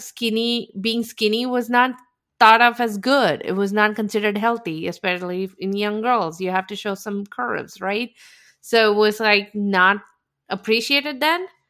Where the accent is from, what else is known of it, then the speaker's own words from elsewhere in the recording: India; moved away; I grew up in India